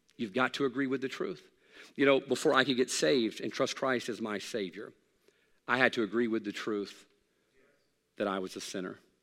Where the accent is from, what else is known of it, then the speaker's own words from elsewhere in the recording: Hattiesburg, Mississippi, United States; I grew up in South Mississippi. I was born in Hattiesburg